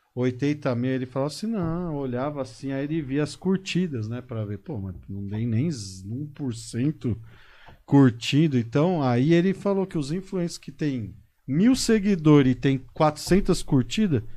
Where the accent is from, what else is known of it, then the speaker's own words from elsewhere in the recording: São Paulo, Brazil; moved away as an adult; now in Botucatu, Brazil; Nasci em São Paulo, paulistano da gema.